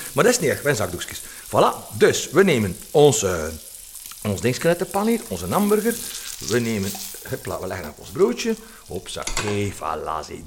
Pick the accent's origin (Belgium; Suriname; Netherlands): Belgium; Flanders; Wij zijn daar slecht in, hè, als Vlaming